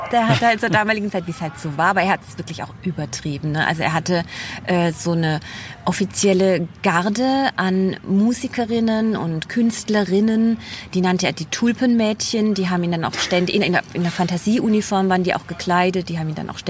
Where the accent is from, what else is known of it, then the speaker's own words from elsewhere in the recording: Baden-Württemberg, Germany; wir sind Badener und darauf sind wir sehr stolz